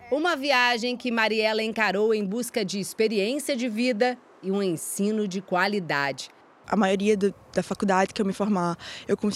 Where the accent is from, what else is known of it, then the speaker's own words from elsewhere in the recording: Northeast Region, Brazil; now in Portugal; Tenho a saudade, eu sou do Nordeste, então é praia